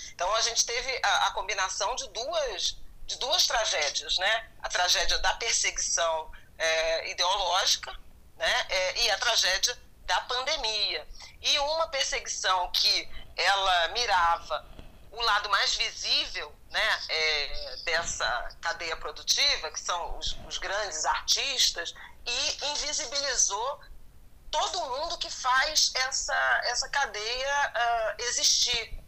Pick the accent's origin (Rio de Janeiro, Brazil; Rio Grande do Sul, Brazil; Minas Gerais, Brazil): Rio de Janeiro, Brazil; antes eu tinha estudado em escolas municipais do bairro de Irajá, onde eu cresci